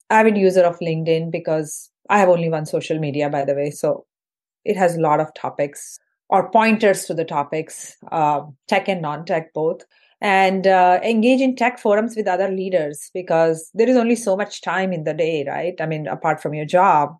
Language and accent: English; Indore, Madhya Pradesh, India; moved away as an adult; also born or lived in Mumbai, India; now in United States; So I'm originally from India, from a city called Indore, which is in the central part of India. And uh, I did my high school and undergrad in engineering from Indore